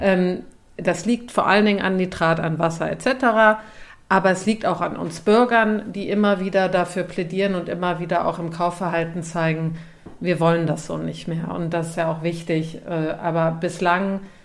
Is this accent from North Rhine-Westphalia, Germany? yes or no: yes; Cologne, North Rhine-Westphalia, Germany; ich bin ja in Köln Stadt aufgewachsen